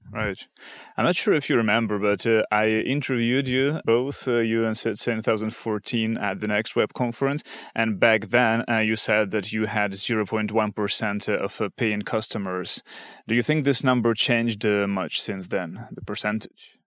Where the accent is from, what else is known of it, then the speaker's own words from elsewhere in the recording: Kharkiv, Kharkiv Oblast, Ukraine; moved away; Kharkiv, uh, which is my hometown